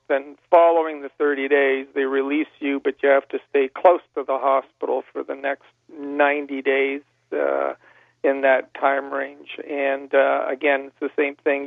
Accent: Niagara Falls, Ontario, Canada; I was from Niagara Falls and um, born and raised

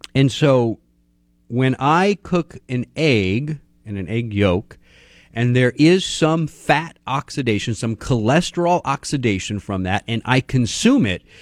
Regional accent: Texas, United States; I'm from Texas.

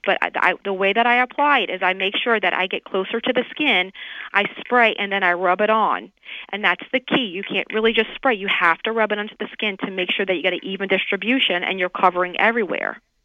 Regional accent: New Orleans, Louisiana, United States; moved away as an adult; now in Miami, United States; I'm originally from New Orleans, but you know, I I've been in Miami down in Florida for almost like 15 years.

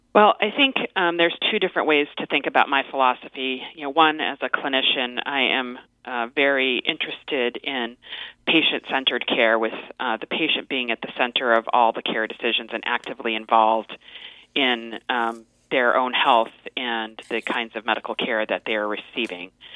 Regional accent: Las Vegas, Nevada, United States; moved away as an adult; also born or lived in Cambridge, Massachusetts; I um, am originally from Las Vegas, Nevada

